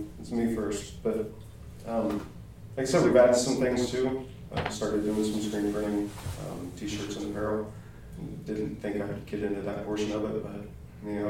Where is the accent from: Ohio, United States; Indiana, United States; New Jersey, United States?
Indiana, United States; Centerville; moved away as an adult; now in Pendleton, United States; I'm a transplant. I grew up in Centerville